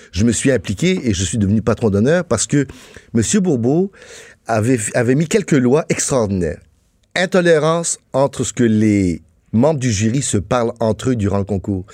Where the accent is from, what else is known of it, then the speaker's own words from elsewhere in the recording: France; now in Quebec, Canada; je suis né en France. Oui, mes parents étaient français